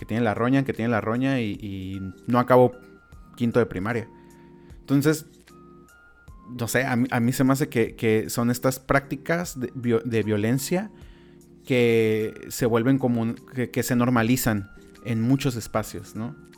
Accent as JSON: {"language": "Spanish", "country": "Mexico", "said": "como mexicanos"}